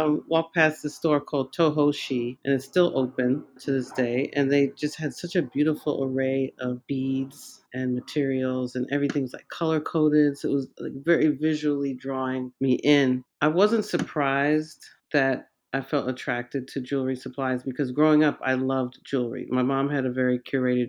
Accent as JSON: {"language": "English", "town": "Central Islip", "region": "New York", "country": "United States", "tie": "born or raised there", "said": "I grew up in Long Island in Central Islip, born and raised there."}